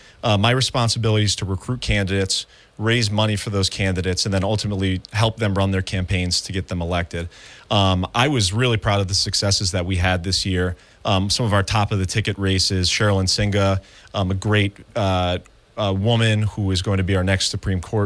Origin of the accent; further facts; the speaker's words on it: Albany, New York, United States; moved away as an adult; now in Binghamton, United States; I grew up in the Albany area